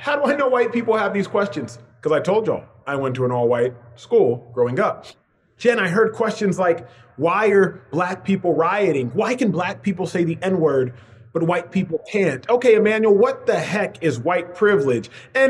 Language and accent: English; Dallas, Texas, United States; Born and raised in Dallas, Texas, son of Nigerian immigrants who came to America in the late 1970s, I went to an affluent, predominantly white private school.